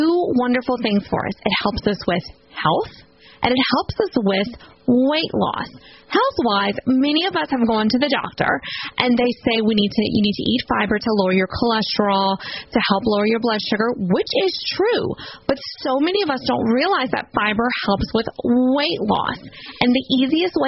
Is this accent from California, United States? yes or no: no; Houma, Louisiana, United States; I am from Houma, Louisiana, which is from south of New Orleans